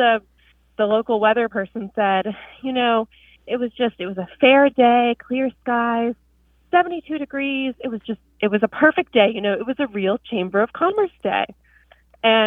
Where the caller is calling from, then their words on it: Pensacola, Florida, United States; I'm calling from Pensacola, Florida